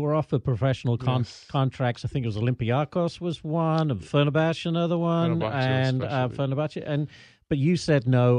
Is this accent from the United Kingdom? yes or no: yes; England, United Kingdom; moved away; also born or lived in Tennessee; I'm English and I lived in Tennessee.